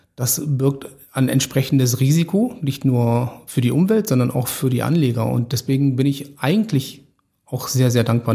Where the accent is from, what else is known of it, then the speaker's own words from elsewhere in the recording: Stuttgart, Baden-Württemberg, Germany; moved away; ich komme ursprünglich aus Stuttgart